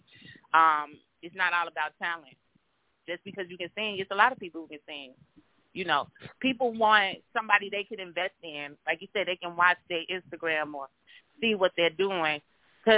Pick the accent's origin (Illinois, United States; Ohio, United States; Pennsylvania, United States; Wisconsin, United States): Illinois, United States; Chicago; I'm from Chicago